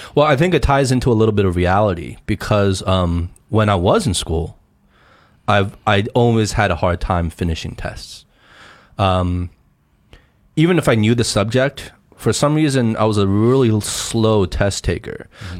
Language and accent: English; United States; moved away as an adult; now in China; Growing up in America